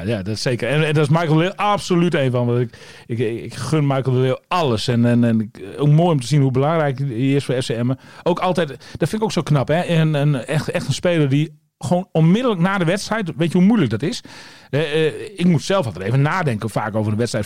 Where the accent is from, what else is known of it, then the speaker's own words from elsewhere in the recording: East Drenthe, Netherlands; de streek waar ik vandaan kom, oost drenthe